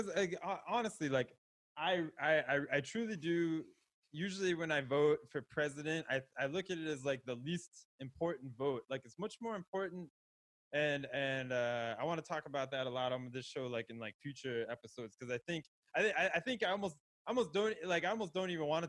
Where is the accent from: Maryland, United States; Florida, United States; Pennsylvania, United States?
Florida, United States; well, I was in Florida forever, and I was there. I grew up in Palm Beach County